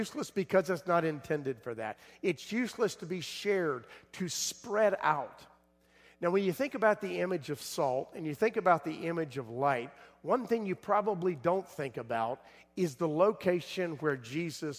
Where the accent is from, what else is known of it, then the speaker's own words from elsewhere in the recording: South Florida, United States; I grew up in South Florida